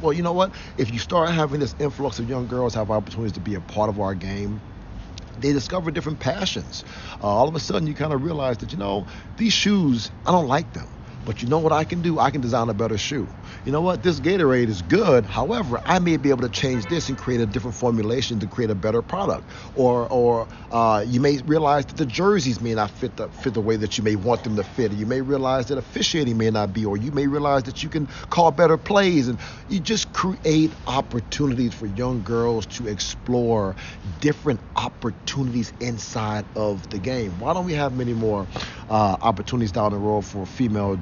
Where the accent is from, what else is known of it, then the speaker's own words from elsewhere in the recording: Cleveland, Ohio, United States; moved away as an adult; also born or lived in Arizona; I grew up in Cleveland. I grew up in Cleveland. I came back home because I grew up on Wade Park, East 95th